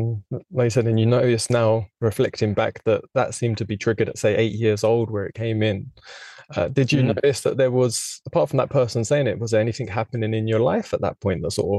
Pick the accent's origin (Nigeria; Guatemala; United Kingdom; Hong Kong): United Kingdom; now in Spain; I'm in Europe, in Spain, from the UK, so my accent isn't Spanish.